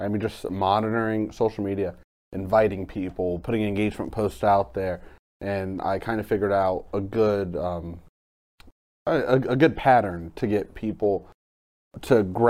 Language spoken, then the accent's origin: English; Carrollton, Ohio, United States; also born or lived in Cleveland; I ended up, after that, deciding I wanted to come back home to my hometown.